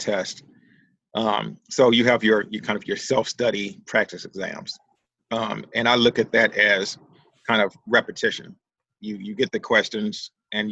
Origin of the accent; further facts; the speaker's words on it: Philadelphia, Pennsylvania, United States; I grew up in Philadelphia